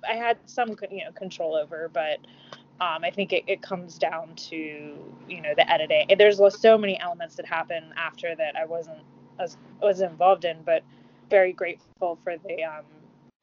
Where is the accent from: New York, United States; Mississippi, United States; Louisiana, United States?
Mississippi, United States; I'm from the South, I'm from Mississippi